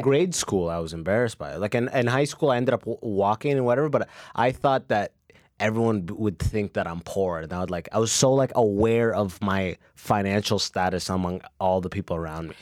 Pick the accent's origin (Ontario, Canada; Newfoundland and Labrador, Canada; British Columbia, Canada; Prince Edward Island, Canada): Ontario, Canada; London; also born or lived in Sudan; now in Toronto, Canada; I'm coming from my hometown, London